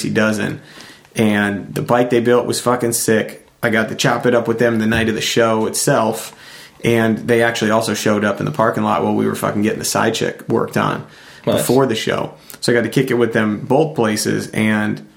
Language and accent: English; New Hampshire, United States; I was from New Hampshire